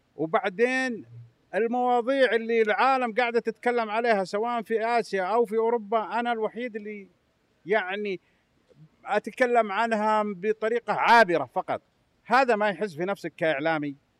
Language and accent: Arabic; Saudi Arabia; انا كسعودي افخر بملفات كبرى